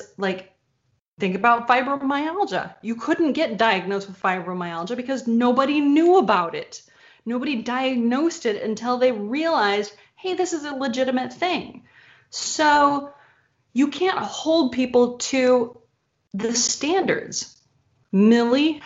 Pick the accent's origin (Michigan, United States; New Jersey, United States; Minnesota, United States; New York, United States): Michigan, United States; moved away; also born or lived in Texas; I grew up in Michigan, and then I moved with my family to Texas